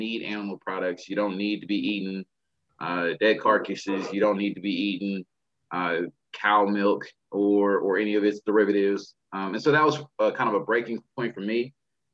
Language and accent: English; Texas, United States; I'm from Texas